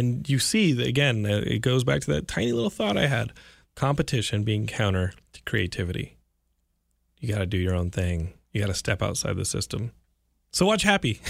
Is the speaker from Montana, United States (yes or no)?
no; Texas, United States; I'm from Texas